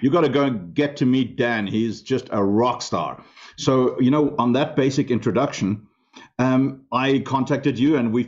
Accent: Namibia; English is a second language; moved away; I grew up in Africa, in a country called Southwest Africa

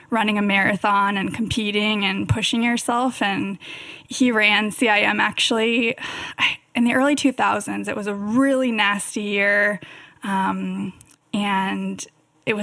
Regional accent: Davis, California, United States; I grew up in Davis, which is actually Bike City, USA

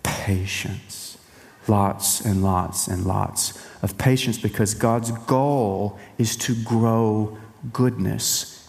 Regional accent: East Texas, United States; now in Central Texas, United States; I am from East Texas

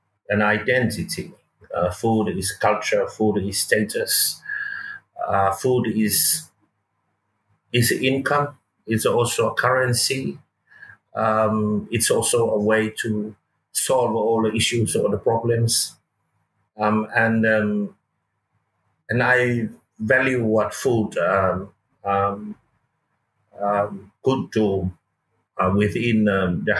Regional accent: Lotofanga, Safata, Atua, Samoa; It's all about growing up in Samoa, and I grew up in our village of Lotofanga, Safata, and then raised by my grandparents

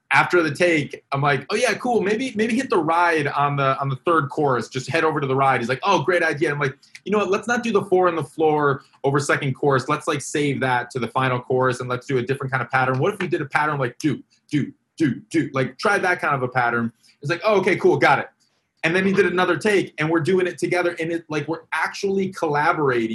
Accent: Wisconsin, United States; Sheboygan, Wisconsin. All right, my home state

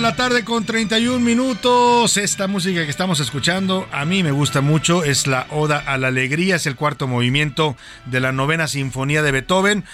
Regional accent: Jalisco, Mexico; es mi tierra

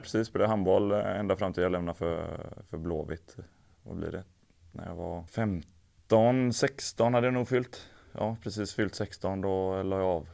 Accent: Älvängen, Västra Götaland, Sweden; moved away; also born or lived in England; Jag kommer från, från Älvängen där det är ett klubbhus

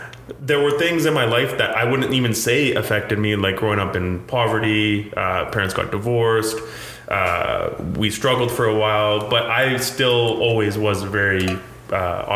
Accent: Abbotsford, British Columbia, Canada; also born or lived in India; I grew up in Abbotsford, British Columbia

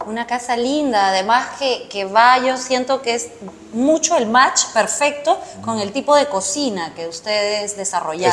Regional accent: Lima, Peru; yo nací en Barranco, ah. o sea, soy barranquina de, corazón, nací ahí al costado de los bomberos

